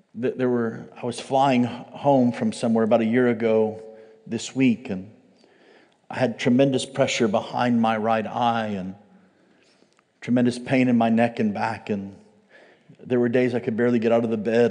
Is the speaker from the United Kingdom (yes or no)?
no; United States; as an American